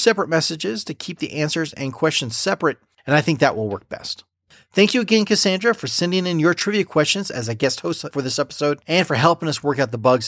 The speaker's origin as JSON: {"language": "English", "country": "United States", "said": "Like most Americans, I enjoyed good TV growing up"}